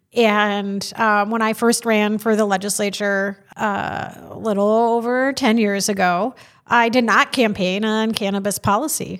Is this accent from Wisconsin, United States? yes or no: yes; Madison, Wisconsin, United States; growing up in Madison